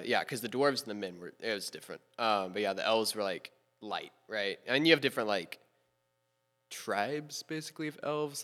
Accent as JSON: {"language": "English", "town": "Memphis", "region": "Tennessee", "country": "United States", "tie": "born or raised there", "said": "I was born October sixteenth, two thousand two, to two parents in a hospital in Memphis, Tennessee"}